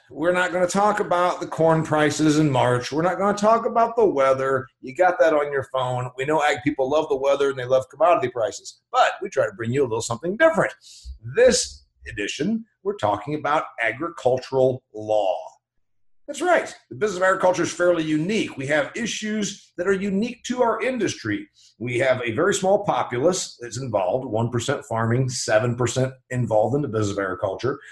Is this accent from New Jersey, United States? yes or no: no; Indiana, United States; my home state here of uh, indiana